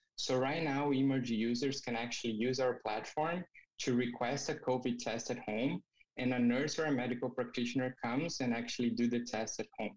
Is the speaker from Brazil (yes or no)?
yes; Brazil; moved away as an adult; now in Canada; I'm originally from Brazil